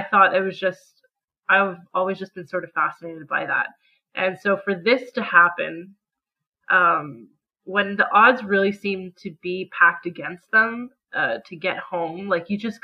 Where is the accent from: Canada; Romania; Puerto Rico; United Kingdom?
Canada; as a Canadian